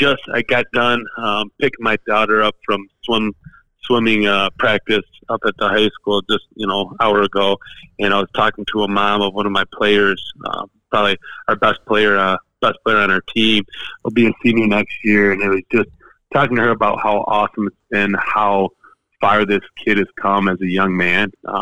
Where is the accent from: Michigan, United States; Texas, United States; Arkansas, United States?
Michigan, United States; Grand Rapids; I grew up in Grand Rapids